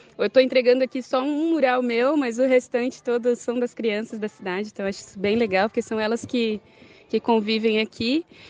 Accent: Florianópolis, Santa Catarina, Brazil; De Florianópolis.

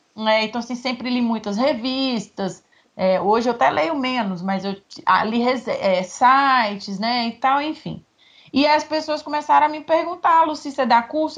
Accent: Nanuque, Minas Gerais, Brazil; now in Espírito Santo, Brazil; eu sou de Nanu, que é Minas divisa com a Bahia

